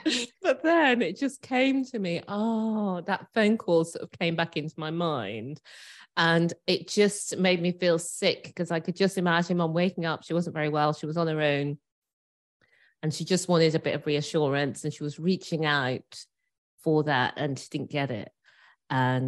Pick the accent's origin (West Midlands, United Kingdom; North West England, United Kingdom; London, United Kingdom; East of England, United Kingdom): West Midlands, United Kingdom; Birmingham; moved away as an adult; also born or lived in Edinburgh; now in Bristol, United Kingdom; I grew up in Birmingham, brought up my son in Edinburgh